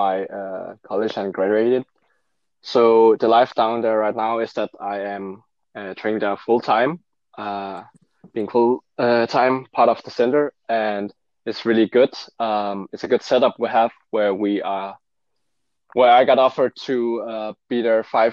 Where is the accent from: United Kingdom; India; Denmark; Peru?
Denmark; also born or lived in Seoul, South Korea; my parents are fully Danish and I'm brought up Danish